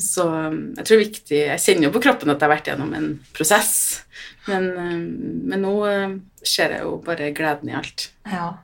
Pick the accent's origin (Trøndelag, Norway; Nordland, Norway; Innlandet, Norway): Trøndelag, Norway; jeg er jo fra Trøndelag, så jeg har jo hytte på Hitra